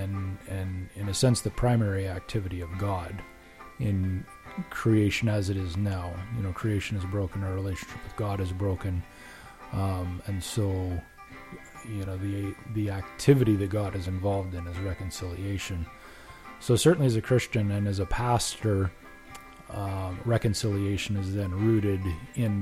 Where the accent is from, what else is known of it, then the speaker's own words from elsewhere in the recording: Regina, Saskatchewan, Canada; I am from Regina, Saskatchewan.